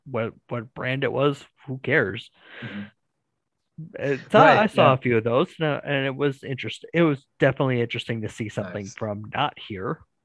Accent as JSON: {"language": "English", "region": "Wisconsin", "country": "United States", "tie": "born or raised there", "said": "Yes, from time to time."}